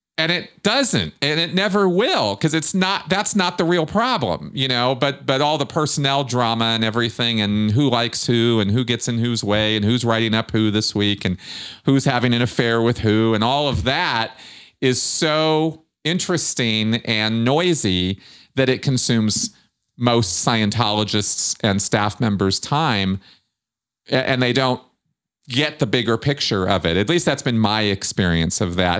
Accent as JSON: {"language": "English", "country": "United States", "tie": "born or raised there", "said": "growing up in Pasadena, Michigan during the mission holder blow up"}